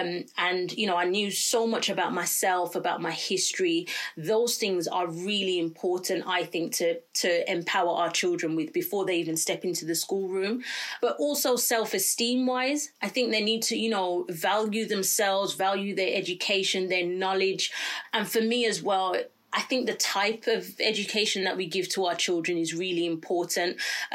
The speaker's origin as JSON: {"language": "English", "country": "Jamaica", "said": "Sometimes, as a Jamaican parent, I think, well, I don't know if I'm allowed to say I'm Jamaican, but I am Jamaican."}